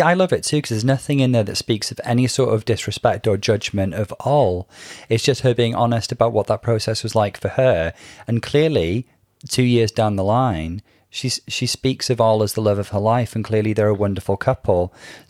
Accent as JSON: {"language": "English", "town": "Liverpool", "region": "North West England", "country": "United Kingdom", "tie": "born or raised there", "said": "even though I'm not a Scouser, you know, my formative years were in Liverpool"}